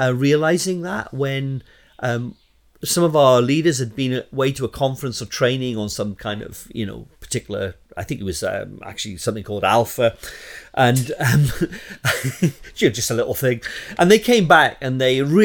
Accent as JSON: {"language": "English", "region": "Southeast Wales", "country": "United Kingdom", "moved": "as an adult", "lives_now": "Luton, United Kingdom", "said": "I'm originally from Wales, Southeast Wales"}